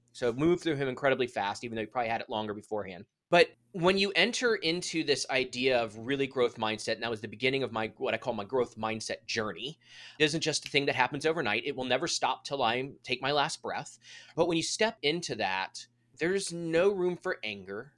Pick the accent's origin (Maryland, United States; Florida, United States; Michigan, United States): Maryland, United States; D.C.; moved away as an adult; also born or lived in Indiana; I'm originally from Maryland, outside Washington, D C, so my entire family was there